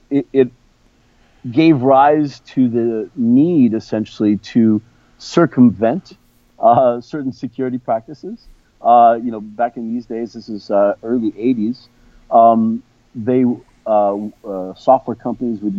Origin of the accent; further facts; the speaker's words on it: São Paulo, Brazil; also born or lived in Rio de Janeiro; So I was born in Rio and, and, raised in São Paulo.